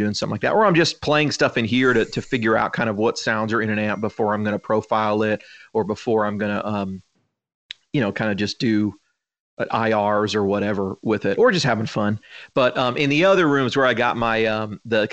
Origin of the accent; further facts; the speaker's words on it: San Francisco, California, United States; now in Franklin, United States; growing up in San Francisco